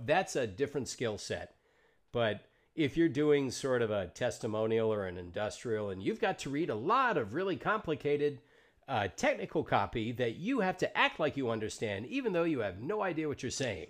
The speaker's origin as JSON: {"language": "English", "region": "Deep South", "country": "United States", "tie": "born or raised there", "said": "I grew up in the Deep South"}